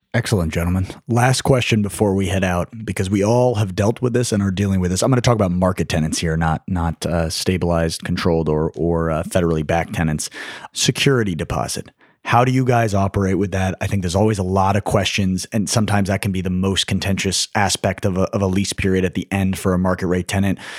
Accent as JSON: {"language": "English", "town": "New York City", "region": "New York", "country": "United States", "said": "I was from New York"}